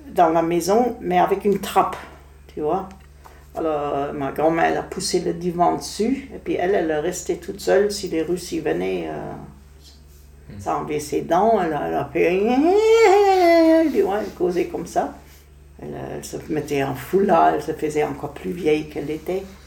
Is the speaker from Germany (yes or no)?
yes; Berlin, Germany; French is a second language; moved away; Je suis née à Prenzlauer Berg même